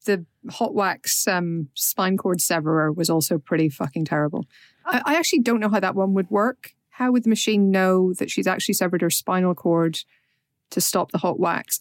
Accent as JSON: {"language": "English", "region": "Northern Ireland", "country": "United Kingdom", "said": "we're Northern Irish"}